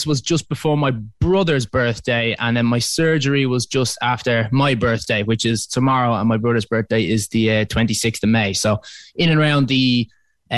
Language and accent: English; Dublin, Leinster, Ireland; I'm from Dublin. I'm currently there at the moment